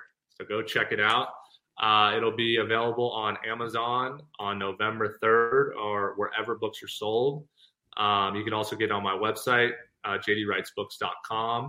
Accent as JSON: {"language": "English", "town": "Thousand Oaks", "region": "California", "country": "United States", "tie": "born or raised there", "said": "my hometown of Thousand Oaks"}